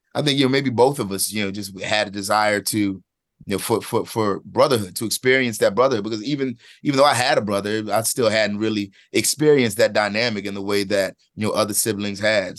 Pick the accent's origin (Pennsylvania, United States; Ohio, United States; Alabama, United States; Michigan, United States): Pennsylvania, United States; Philadelphia; I'm from Philadelphia, from a specific place and, and, and time there.